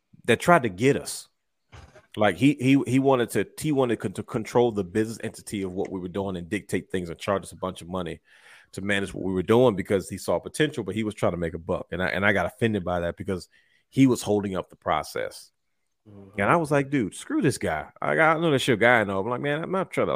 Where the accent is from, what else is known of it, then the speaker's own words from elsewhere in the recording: Baltimore, Maryland, United States; We're from Baltimore